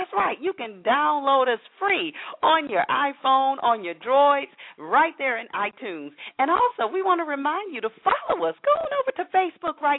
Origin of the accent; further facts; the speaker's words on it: Atlanta, Georgia, United States; where I'm from, Atlanta